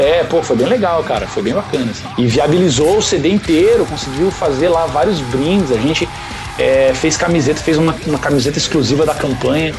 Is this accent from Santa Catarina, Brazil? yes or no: yes; Santa Catarina, Brazil; now in Curitiba, Brazil; Eu, eu sou de Santa Catarina, é, numa região que é não, tá, não é tão frio que nem Lages